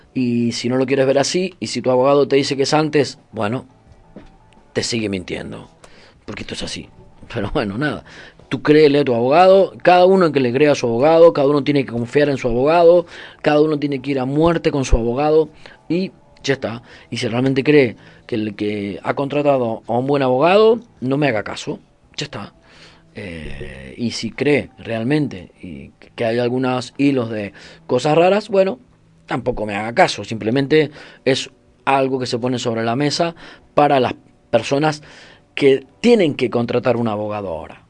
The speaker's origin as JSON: {"language": "Spanish", "country": "Argentina", "also_born_or_lived": "Brazil", "moved": "yes", "said": "yo soy argentino, viví en Brasil"}